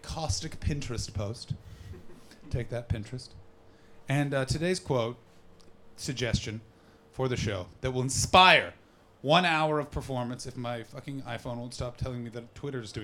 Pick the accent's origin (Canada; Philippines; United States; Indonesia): Canada; Ottawa, Ontario; now in London, United Kingdom; I'm from Ottawa.